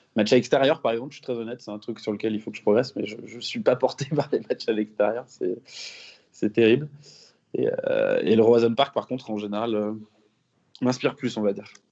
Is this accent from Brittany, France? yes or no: yes; Rennes, Brittany, France; je, suis, né à l'hôpital Sud à Rennes. J'y ai vécu quasiment toute ma vie, à l'exception euh, de mes années d'études